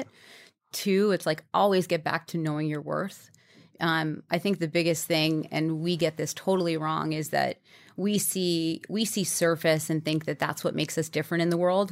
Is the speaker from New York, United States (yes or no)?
yes; New York, United States; I grew up in New York